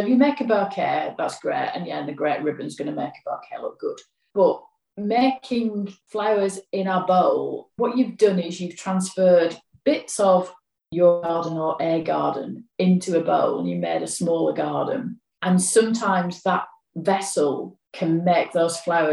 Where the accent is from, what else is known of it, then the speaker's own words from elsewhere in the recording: Yorkshire and the Humber, United Kingdom; I'm from Yorkshire